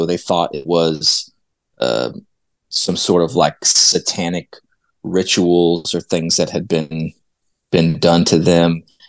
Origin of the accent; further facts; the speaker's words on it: Indiana, United States; I grew up in Indiana, and we would come down to Tennessee to visit my aunt and uncle every summer.